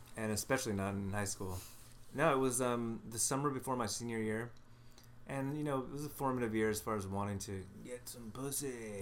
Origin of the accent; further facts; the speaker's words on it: Los Angeles, California, United States; I grew up in the Los Angeles area, the San Fernando Valley.